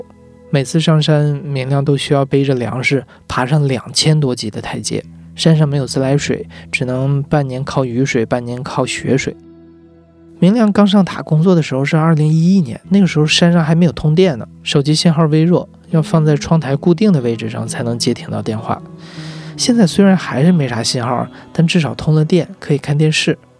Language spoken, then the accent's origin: Chinese; Northeast China, China; 因为东北很多家庭都是后来迁移过去的。我奶奶在家就跟我说方言，山东话，我同学也听不懂。